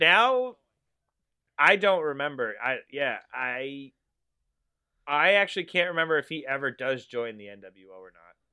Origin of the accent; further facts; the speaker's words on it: Massachusetts, United States; I am from Ma-, Massachusetts.